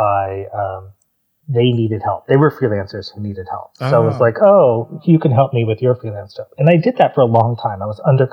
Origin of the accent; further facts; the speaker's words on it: Orange County, California, United States; also born or lived in New York; I'm from Orange County